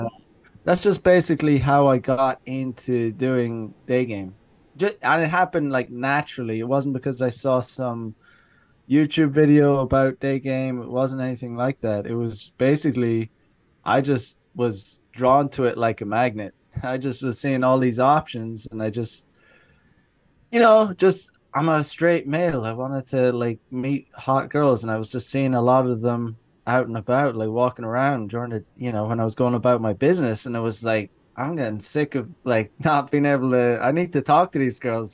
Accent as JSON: {"language": "English", "country": "Ireland", "tie": "born or raised there", "moved": "as an adult", "lives_now": "Japan", "said": "I am originally from Ireland. I grew up there. I lived there until I was 25 or 26"}